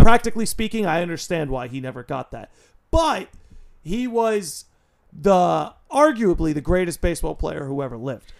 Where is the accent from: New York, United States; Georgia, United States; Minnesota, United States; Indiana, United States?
New York, United States; I am a New Yorker